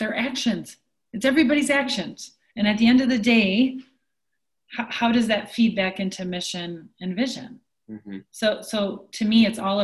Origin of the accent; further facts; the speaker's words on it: Onalaska, Wisconsin, United States; I grew up in Onalaska, Wisconsin